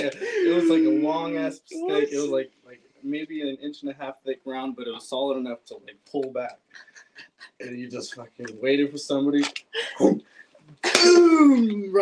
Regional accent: Pacifica, California, United States; Pacifica. {S5} Okay. {S4} Yeah, I was like in the Cabrillo Mountains in Lindemar. It's like just this one little area.

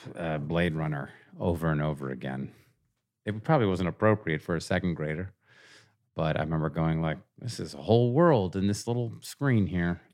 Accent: Seattle, Washington, United States; moved away as an adult; I grew up in Seattle

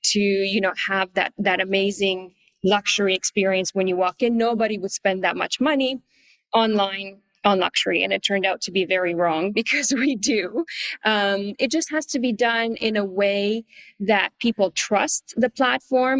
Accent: Canada; moved away as an adult; also born or lived in Paris, France; now in Asia; I'm Canadian, but very quickly after finishing school, I moved to Paris

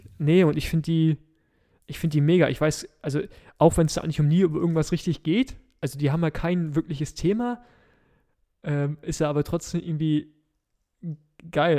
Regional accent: Berlin, Germany; als Berliner

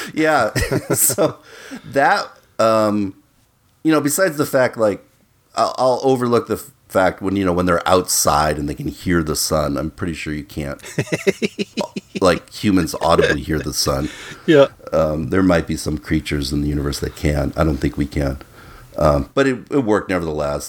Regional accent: Minnesota, United States; growing up in Minnesota

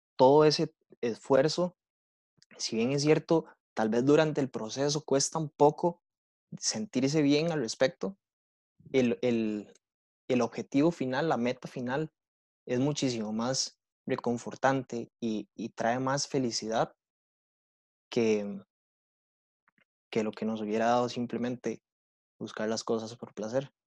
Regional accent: Heredia, Costa Rica; Yo que crecí en Heredia

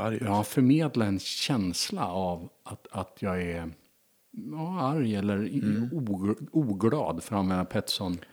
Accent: Stockholm, Stockholm County, Sweden; född och uppvuxen i Stockholm

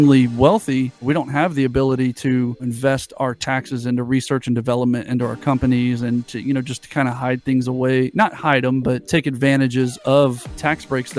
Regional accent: United States; I'm American

